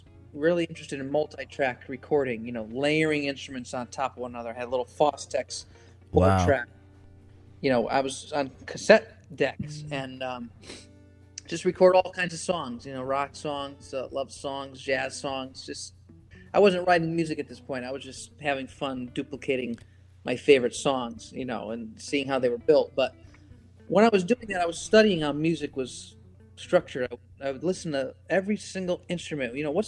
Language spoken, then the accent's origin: English; Connecticut, United States; It was fairly average for the most part, except I had so much music at my disposal because my father was, you know, probably my biggest musical influence.